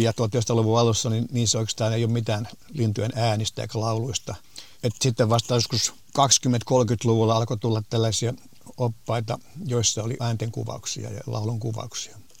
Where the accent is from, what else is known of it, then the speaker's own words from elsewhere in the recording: Finland; meillä Suomessa